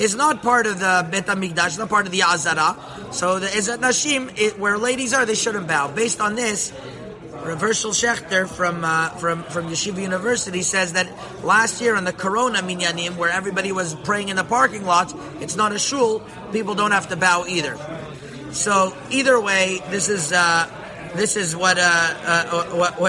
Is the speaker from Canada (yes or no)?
yes; Montreal, Quebec, Canada; I grew up in Montreal